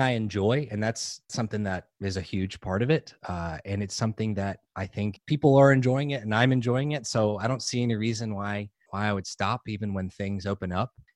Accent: New Orleans, Louisiana, United States; moved away; I grew up in New Orleans.

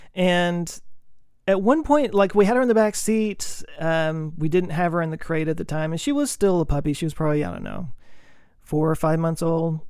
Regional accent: Texas, United States; I grew up in Texas

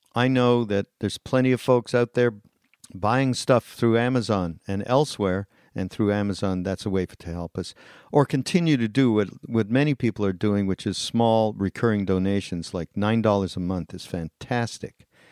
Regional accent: Montreal, Quebec, Canada; I'm from Montreal.

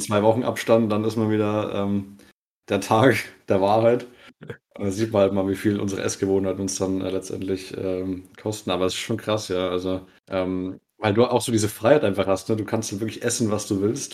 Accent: Bavaria, Germany; bei uns in Bayern

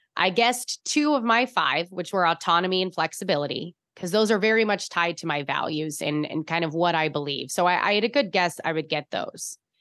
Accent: Chicago, Illinois, United States; accent: Chicago; now in San Francisco, United States; I'm from Chicago. I, it was pavement land.

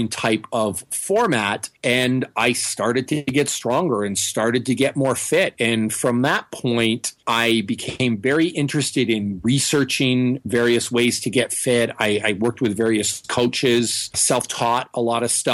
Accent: Northern Ontario, Canada; moved away; also born or lived in Toronto; I'm a Canadian boy. I'm from Northern Ontario, a lot farther north than Toronto

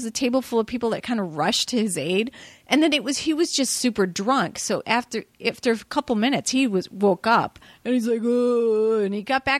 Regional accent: Chicago, Illinois, United States; moved away as an adult; also born or lived in Carpentersville / Barrington / Schaumburg; now in Los Angeles, United States; South Side initially, and then Northwest Suburbs.

